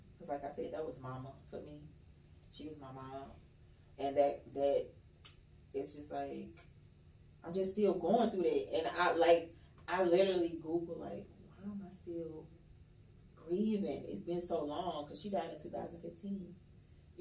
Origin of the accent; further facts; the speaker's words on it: Mississippi, United States; moved away; I'm from Mississippi